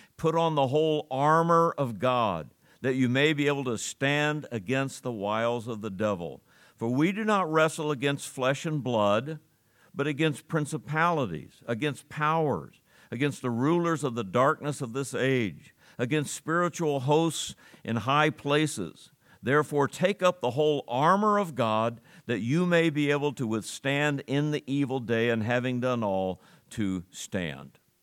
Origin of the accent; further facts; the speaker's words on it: United States; we as American citizens